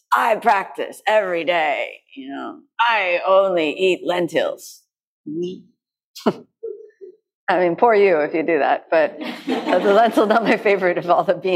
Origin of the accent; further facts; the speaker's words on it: United States; I'm from the United States, so I grew up with this wall of peanut butter.